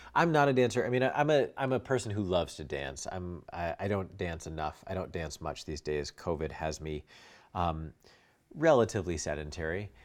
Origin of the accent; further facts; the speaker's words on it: New York, United States; also born or lived in Connecticut / Brooklyn; I was in Manhattan from when I was ten until I went to college